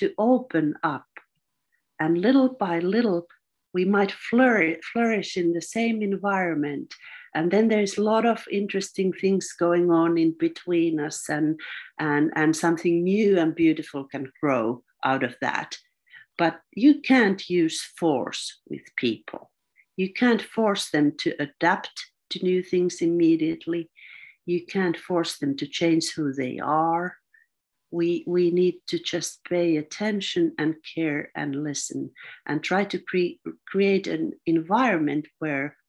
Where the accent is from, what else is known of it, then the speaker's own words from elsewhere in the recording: Finland; I'm from Finland.